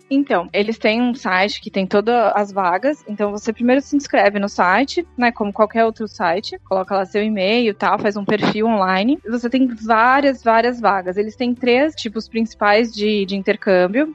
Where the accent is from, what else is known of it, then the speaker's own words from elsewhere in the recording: São Paulo, Brazil; moved away as an adult; also born or lived in Campinas, Brazil; now in Egypt; Eu sou de São Paulo, né, originalmente